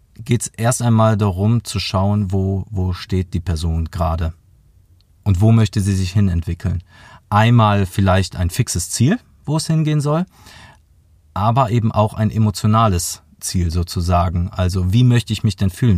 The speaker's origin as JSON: {"language": "German", "area": "near Aachen, between Aachen and Cologne", "region": "North Rhine-Westphalia", "country": "Germany", "moved": "as an adult", "lives_now": "Munich, Germany", "said": "gar nicht hier aus München, sondern aus der Nähe von Aachen, zwischen Aachen und Köln."}